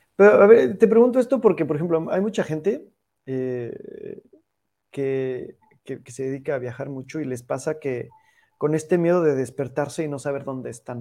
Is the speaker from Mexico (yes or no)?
yes; Mexico; Estamos muy acostumbrados como mexicanos